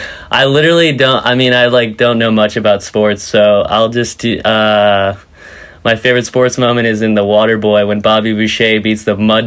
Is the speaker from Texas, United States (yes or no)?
no; Vero Beach, Florida, United States; I'm originally from Vero Beach, Florida.